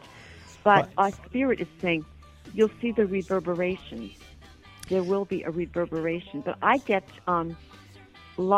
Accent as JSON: {"language": "English", "country": "United States", "moved": "yes", "lives_now": "Toronto, Canada", "said": "I am an American."}